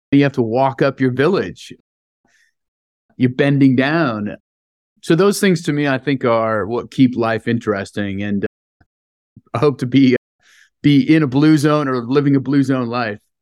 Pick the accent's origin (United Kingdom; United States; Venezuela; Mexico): United States; San Francisco, California; I grew up in San Francisco, born and raised